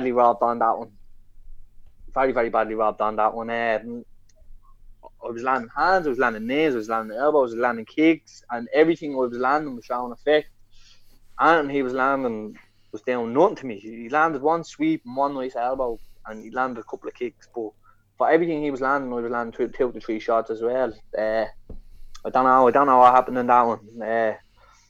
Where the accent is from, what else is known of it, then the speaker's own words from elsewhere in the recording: Ireland; I'm an Irish lad